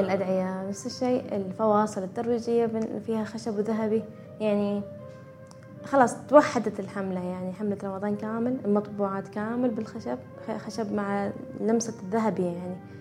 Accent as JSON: {"language": "Arabic", "country": "Oman", "said": "احنا في عمان عندنا اكثر من ولاية وفي كل ولاية عندنا لبسنا الخاص"}